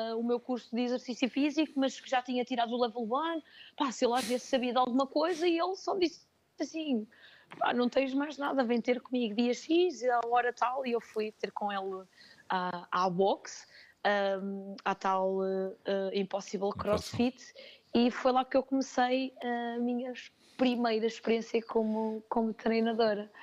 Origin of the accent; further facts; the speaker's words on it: Penafiel, Norte, Portugal; also born or lived in Chaves; Mas em Penafiel, que é de onde eu sou, que é onde uhum. eu vivo